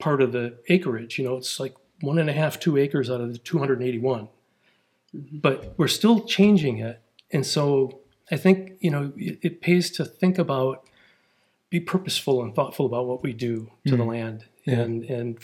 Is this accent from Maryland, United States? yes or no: no; outside Milwaukee, Wisconsin, United States; moved away as an adult; now in Ozarks, United States; they found a new development out in the cornfields in the woods, and they bought a half an acre and they built a house. And that's where I grew up